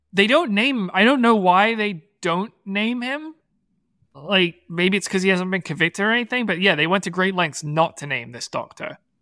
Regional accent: Bedford, Massachusetts, United States; when I was growing up in Massachusetts at Bedford High School

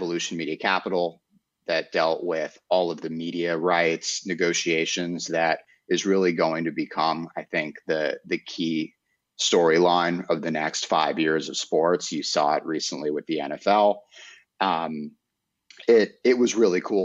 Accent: New York City, New York, United States; growing up in Manhattan and in apartment buildings

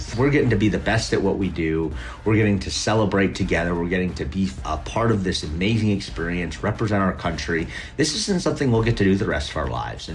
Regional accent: Minneapolis, Minnesota, United States; I'm from Minneapolis, Minnesota.

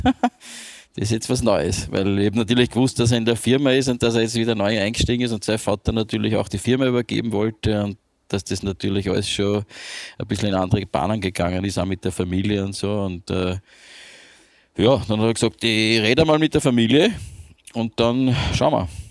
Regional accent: Vienna, Austria; ich bin ja geborener Wiener

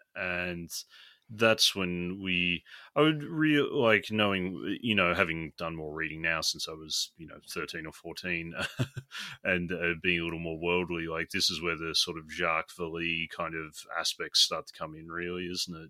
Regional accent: Australia

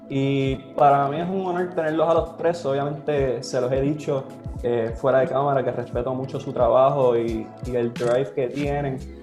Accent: Trujillo Alto, Puerto Rico; yo soy de Trujillo Alto, Puerto Rico, pero yo muchas veces digo que soy de Caguas

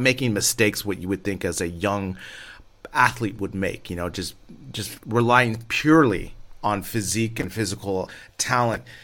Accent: United States; moved away as an adult; I'm an American living abroad

